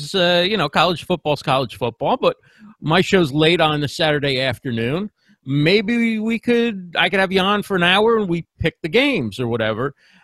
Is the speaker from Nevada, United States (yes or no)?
no; New Jersey, United States; also born or lived in New York City; So born in New York City, grew up in New Jersey.